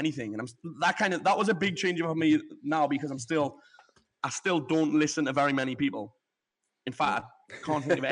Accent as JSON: {"language": "English", "area": "the Northeast", "region": "North East England", "country": "United Kingdom", "moved": "yes", "lives_now": "Marbella, Spain", "said": "I'm from the Northeast"}